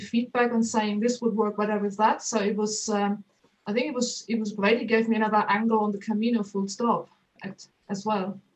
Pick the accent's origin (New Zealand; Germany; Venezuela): Germany; English is a second language; moved away as an adult; now in United Kingdom; I'm not originally or a native of this of the United Kingdom, but uh, originally from Germany. But I've been in the UK nearly 30 years now.